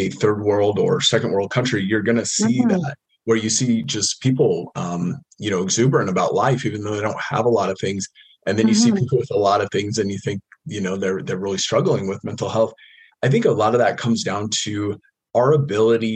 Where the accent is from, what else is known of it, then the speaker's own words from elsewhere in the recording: United States; I grew up in the States, kind of middle class